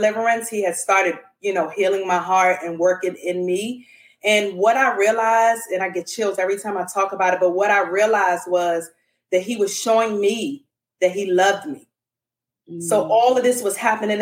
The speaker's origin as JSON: {"language": "English", "town": "Washington", "region": "District of Columbia", "country": "United States", "also_born_or_lived": "Dallas, Texas", "moved": "yes", "lives_now": "Houston, United States", "said": "I am originally from Washington, D.C. I am currently residing in Texas. I'm in Houston for now."}